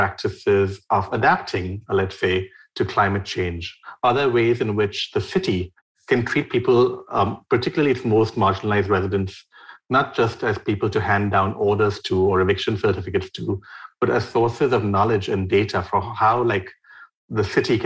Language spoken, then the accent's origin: English; Mumbai, Maharashtra, India; I grew up in Mumbai in a building that's 11 floors since 1975.